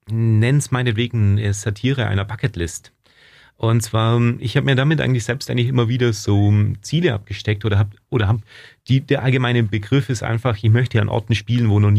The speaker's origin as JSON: {"language": "German", "town": "Ulm", "region": "Baden-Württemberg", "country": "Germany", "tie": "born there", "said": "Und Spätzle, weil ich halt einfach ein Schwabe bin. Ich bin hier aus in Ulm geboren"}